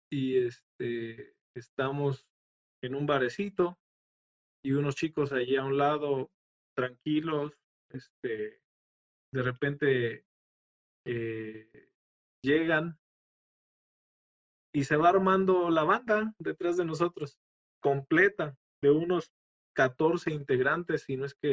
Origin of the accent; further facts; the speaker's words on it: Mexico; siendo yo mexicano